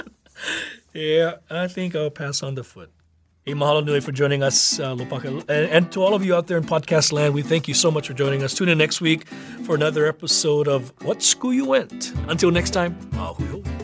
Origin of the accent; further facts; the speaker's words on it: Nawiliwili, Hawaii, United States; growing up in Nahuliwili, Newmalu, we, we had, uh, a, a one, a one-lane bridge right before Nahuliwili Park